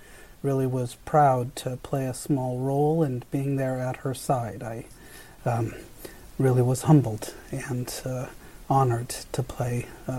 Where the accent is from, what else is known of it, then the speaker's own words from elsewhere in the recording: Delano, California, United States; I was born in Delano in the middle of the farm workers movement